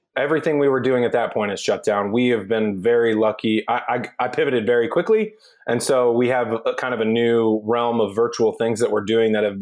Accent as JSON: {"language": "English", "area": "near Cape Girardeau", "region": "Missouri", "country": "United States", "tie": "born or raised there", "said": "Cape Girardeau near my hometown"}